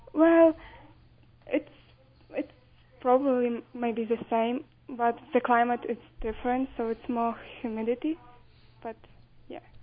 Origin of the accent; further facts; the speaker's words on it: Ukraine; English is a second language; now in Utah, United States; I am from Ukraine